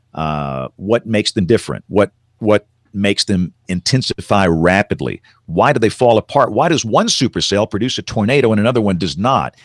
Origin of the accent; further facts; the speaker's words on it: Tuscaloosa, Alabama, United States; growing up in Tuscaloosa, Alabama in the decade of the seventies.